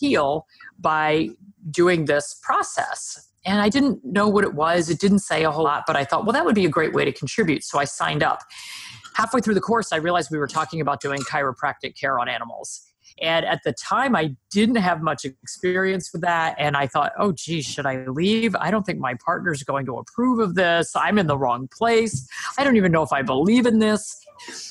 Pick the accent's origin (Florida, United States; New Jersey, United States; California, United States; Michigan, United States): New Jersey, United States; I'm a Jersey girl. I'm from New Jersey, so the East Coast of the US